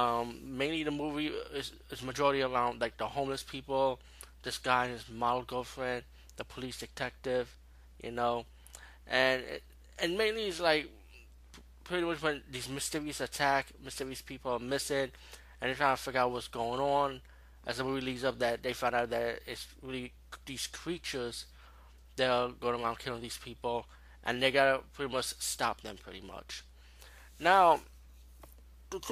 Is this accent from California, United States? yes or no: no; New York City, New York, United States; as being a New Yorker, it's right up my alley.